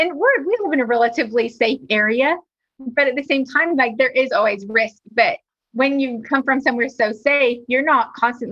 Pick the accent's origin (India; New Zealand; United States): New Zealand; So I was born and raised in New Zealand, and the Kiwi bird is actually our native national bird.